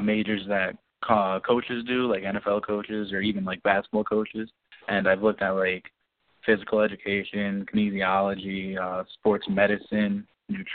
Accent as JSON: {"language": "English", "town": "Saugerties", "region": "New York", "country": "United States", "said": "I'm from Saugerties, New York."}